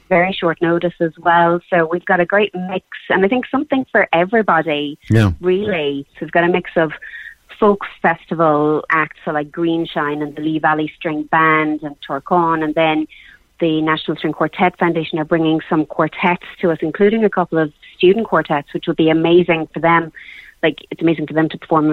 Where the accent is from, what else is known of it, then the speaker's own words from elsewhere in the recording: Cork, Munster, Ireland; we're from Cork. I'm a Cork girl